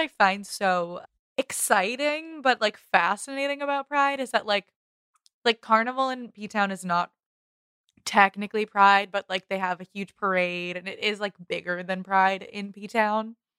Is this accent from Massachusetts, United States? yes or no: yes; Boston, Massachusetts, United States; we're Bostonians